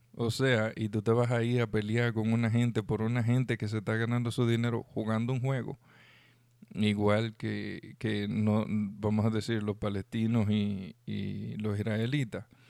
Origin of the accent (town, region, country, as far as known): Dominican Republic